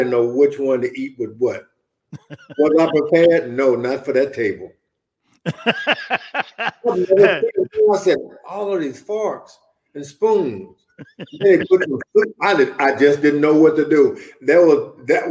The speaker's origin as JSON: {"language": "English", "country": "United States", "said": "I'm an American"}